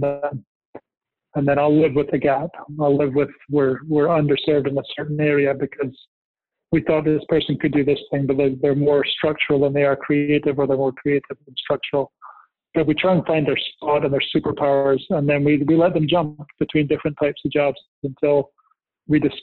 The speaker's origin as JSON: {"language": "English", "region": "Scotland", "country": "United Kingdom", "tie": "born or raised there", "said": "I was born in Scotland"}